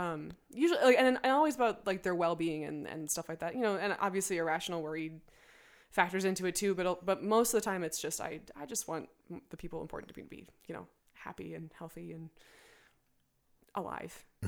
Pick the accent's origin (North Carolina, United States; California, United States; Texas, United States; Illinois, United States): Illinois, United States; Evanston; also born or lived in Chicago; I moved out of my hometown, Evanston.